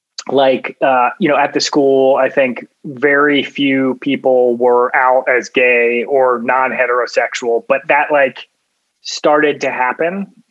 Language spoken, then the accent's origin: English; Cincinnati, Ohio, United States; moved away as an adult; also born or lived in Notre Dame, Indiana; I grew up in Cincinnati, Ohio. Cincinnati is an interesting place because it's like, you know, it's a mid-sized city. It's right on the border with Kentucky and Indiana. So it's kind of like Appalachia there, like right outside of Cincinnati.